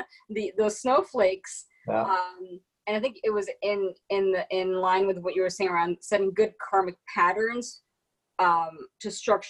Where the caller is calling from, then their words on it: Washington, District of Columbia, United States; I'm in Washington, D.C., where the police barricaded the cherry blossoms so that we wouldn't go near them.